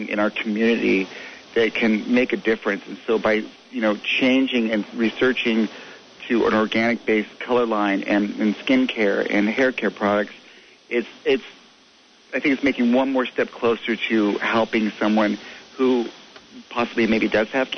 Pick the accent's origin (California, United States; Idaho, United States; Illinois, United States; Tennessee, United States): California, United States; Los Angeles; moved away as an adult; now in Seattle, United States; I grew up in Los Angeles